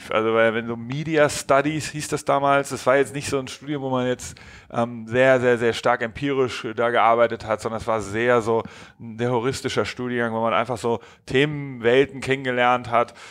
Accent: Hamburg, Germany; Genau, ich bin in Hamburg aufgewachsen. Ich komme so aus, aus den Elbvororten, war, war da, habe da Abi gemacht

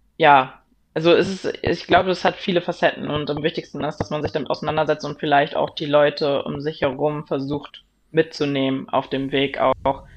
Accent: Eckernförde and Kiel, Schleswig-Holstein, Germany; moved away; Eckernförde und Kiel, das Meer, da wo ich herkomme, wo ich gelebt habe, wo meine Friends und Family herkommen

